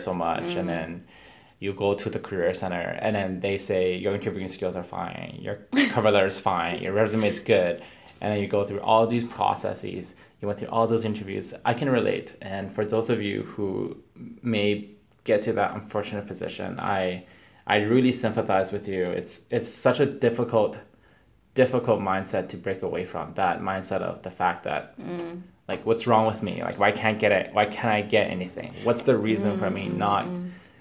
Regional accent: West Coast, Canada; now in Ontario, Canada; I'm from the West Coast originally

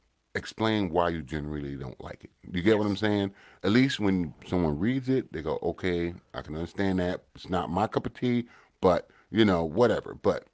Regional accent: United States; also born or lived in Ottawa, Canada; now in Canada; because I'm from the States, and, you know, we do ribs, and we do them right

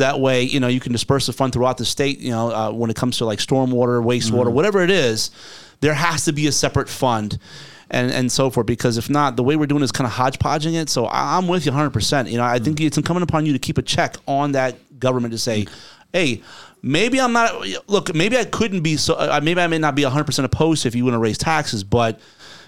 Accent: New Jersey, United States; moved away; Growing up in New Jersey

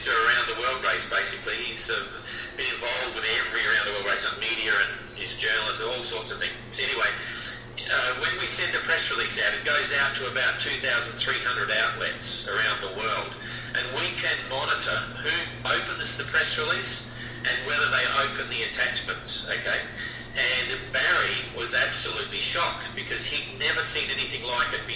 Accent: Adelaide, South Australia, Australia; moved away; also born or lived in Hobart, Australia / China / Tonga; I was born in Adelaide in South Australia, and I sailed away from there in about 1973, and I've never really returned.

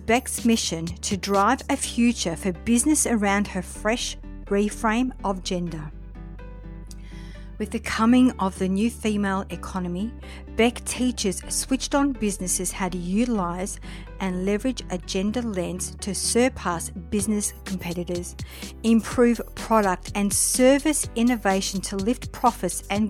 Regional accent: Melbourne, Victoria, Australia; moved away; all the way from Melbourne, my hometown

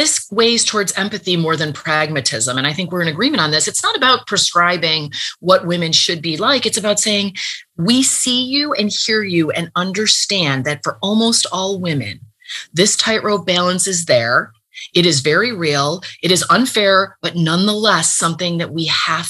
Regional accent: United States; as an American

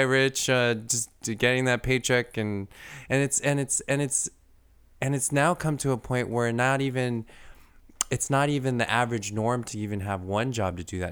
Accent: United States; us as the American people

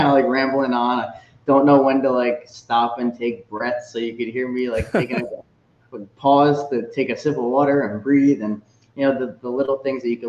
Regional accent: Connecticut, United States; I'm from Connecticut. I grew up in a family of Yankees fans, actually

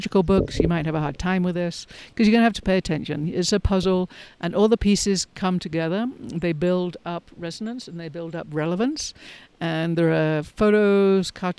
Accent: England, United Kingdom; moved away as an adult; also born or lived in London; now in United States; I left England. I left my small town to study languages and migration patterns in London

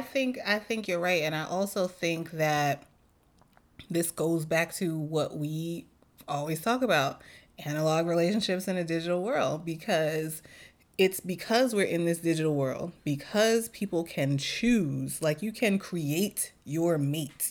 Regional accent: New York City, New York, United States; moved away; as a New Yorker

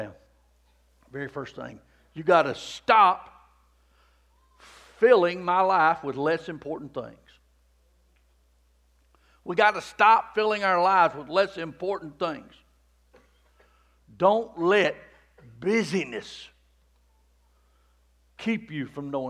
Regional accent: Rockmart, Georgia, United States; I grew up in the Promised Land. I mean, Rockmart

